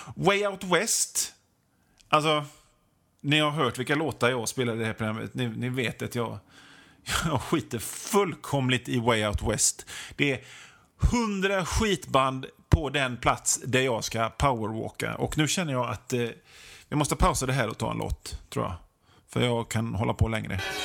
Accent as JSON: {"language": "Swedish", "town": "Hönö", "region": "Västra Götaland", "country": "Sweden", "tie": "born or raised there", "moved": "yes", "lives_now": "Gothenburg, Sweden", "said": "hemma på Hönö där jag är uppväxt"}